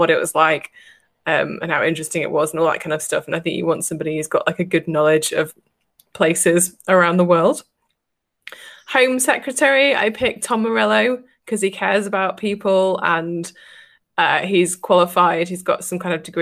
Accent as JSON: {"language": "English", "region": "England", "country": "United Kingdom", "said": "we're English"}